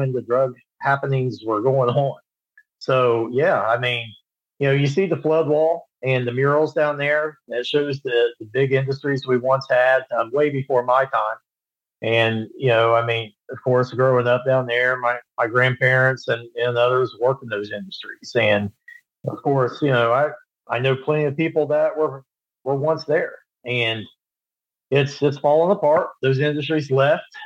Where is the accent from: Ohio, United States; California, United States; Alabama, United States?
Ohio, United States; Wheelersburg; very proud of my hometown, Wheelersburg.